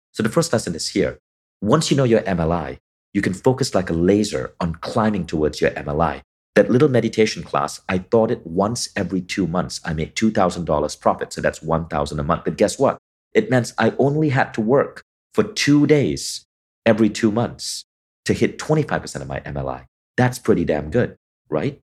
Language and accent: English; Kuala Lumpur, Malaysia; growing up in Malaysia in the eighties